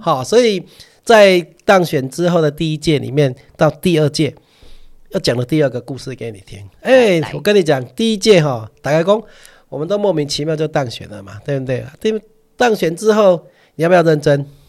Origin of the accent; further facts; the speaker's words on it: Chiayi, Taiwan; moved away as an adult; now in Kaohsiung, Taiwan; 我嘉义人嘛